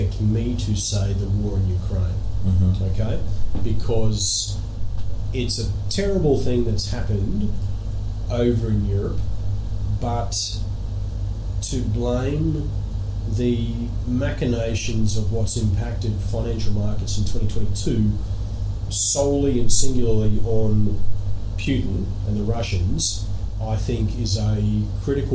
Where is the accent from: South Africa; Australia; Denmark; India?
Australia; moved away as an adult; also born or lived in New York / London / Jersey; I was born in Australia to relatively humble parents, both self-employed, both incredibly hardworking people